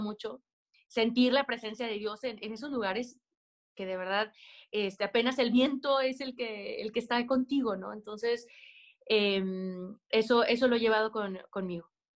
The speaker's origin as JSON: {"language": "Spanish", "region": "Aguascalientes", "country": "Mexico", "said": "Yo soy de Aguascalientes, donde no hay montañas"}